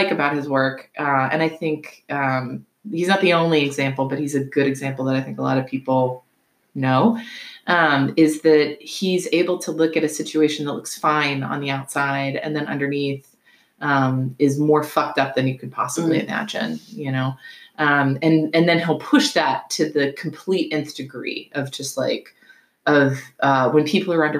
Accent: the South, United States; I'm from the South. Like, I was raised with bias.

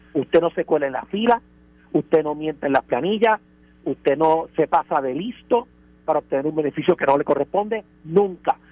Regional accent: Puerto Rico; somos ciudadanos americanos

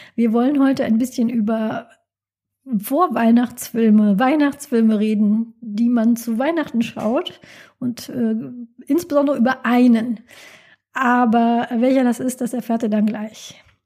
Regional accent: Rhineland, Germany; in der Gegend, wo ich herkomme, ist also Rheinland

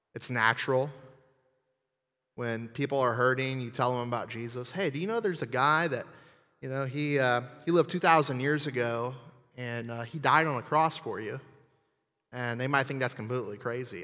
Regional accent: New Orleans, Louisiana, United States; I'm from New Orleans, um, and actually the swamp south of there.

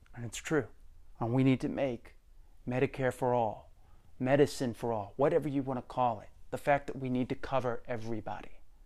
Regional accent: United States; as American people

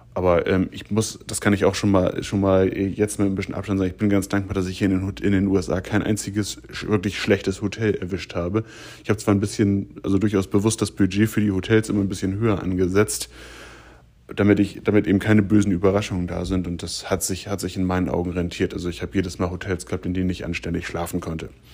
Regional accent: Germany; ich komme aus der Gegend von Hamburg

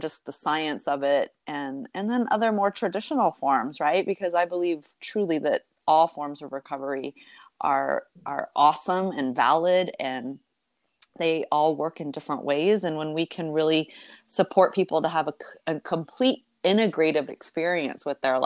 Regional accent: Texas, United States; we were both born and raised in Texas

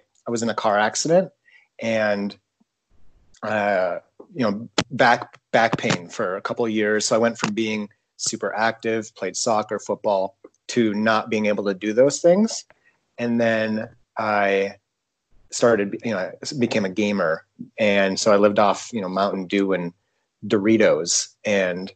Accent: Kranzburg, South Dakota, United States; I come from Kranzberg

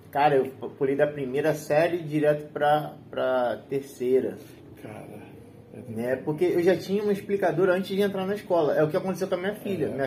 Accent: Brazil; Paint, né? Porque eu sou brasileiro, caraca.

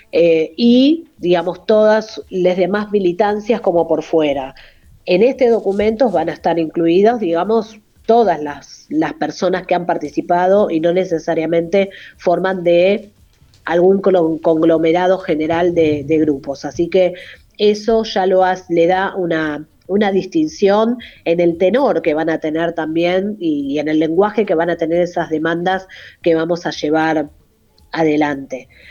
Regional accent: Buenos Aires, Argentina; nací acá en Buenos Aires

